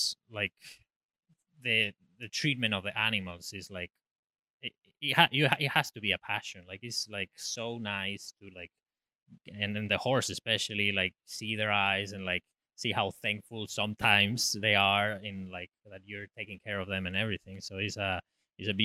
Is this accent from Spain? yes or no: yes; Spain; moved away as an adult; now in Ocala, United States; I grew up in the countryside in Spain, in the mountains